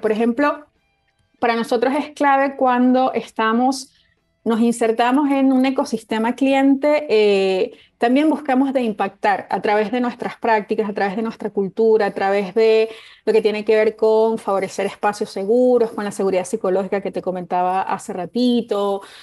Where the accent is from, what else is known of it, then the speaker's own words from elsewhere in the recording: Venezuela; moved away; en mi país de origen, en Venezuela